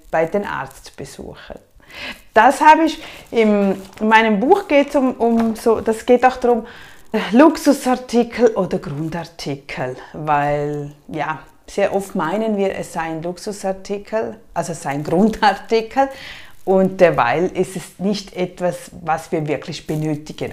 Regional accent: Switzerland; bei uns in der Schweiz

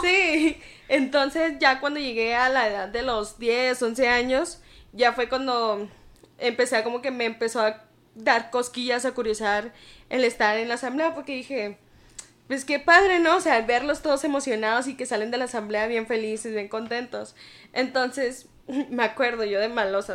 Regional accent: Ciudad Juárez, Chihuahua, Mexico; moved away as an adult; also born or lived in El Paso, Texas / Mexicali; now in Torreón, Mexico; yo nací en El Paso, Texas, pero viví en Ciudad Juárez, Chihuahua.

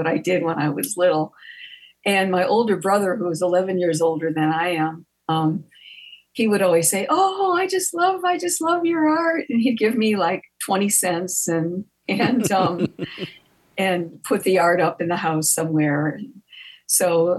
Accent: Gary, Indiana, United States; I grew up in Gary, Indiana

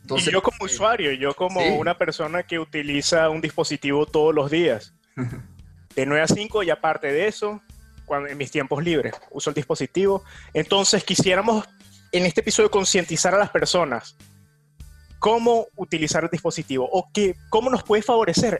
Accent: Venezuela; now in New York, United States; en mi país natal, en Venezuela

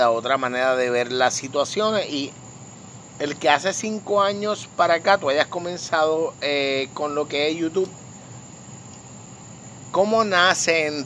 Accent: Vega Baja, Puerto Rico; En la noche de hoy nos encontramos nuevamente en mi patio, en mi estudio, en esta parte hermosa de mi pueblo Vega Baja

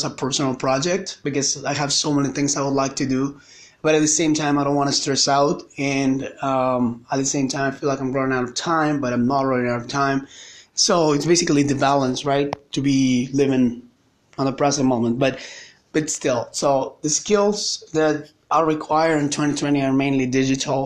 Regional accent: Colombia; English is a second language; I'm from Colombia, South America

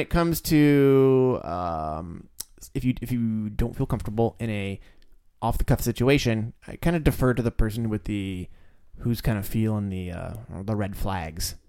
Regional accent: United States; I'm like a gigantic American male.

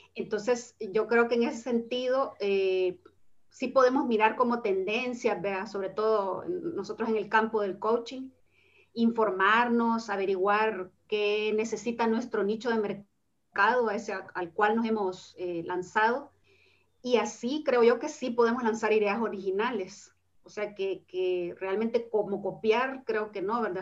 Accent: El Salvador; moved away as an adult; now in Spain

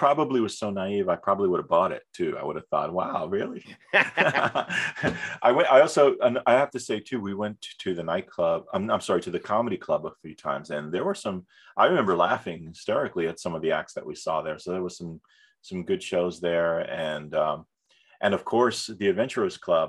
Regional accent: New York City, New York, United States; I'm from New York City

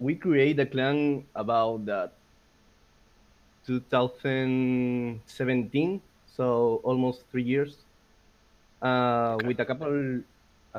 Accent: Peru; English is a second language; I'm from Peru

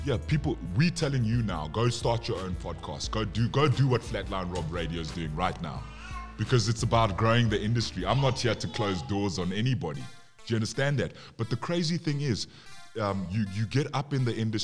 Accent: South Africa; also born or lived in Zambia; I'm South African, and I'm Zambian, but I'm South African

